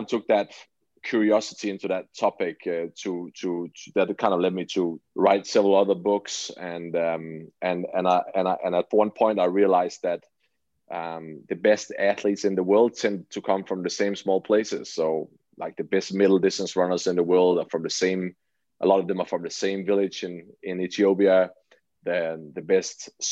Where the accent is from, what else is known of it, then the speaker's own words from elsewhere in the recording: Herning, Central Denmark Region, Denmark; now in United Kingdom; I grew up in the western part of Denmark. It's a small town called Herning